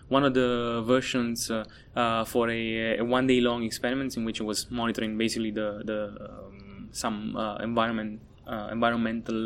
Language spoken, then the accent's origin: English; Italy; moved away as an adult; also born or lived in Naples, Italy / Germany; now in Atlanta, United States; I'm from Italy. I studied my undergrad and master's in Napoli, Italy